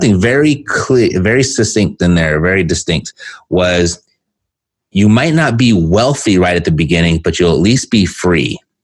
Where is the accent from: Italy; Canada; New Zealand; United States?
United States; Southern California; I'm born and raised in Southern California